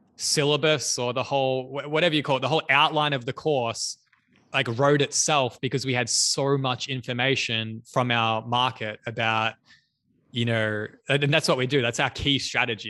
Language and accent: English; Australia; I'm from Australia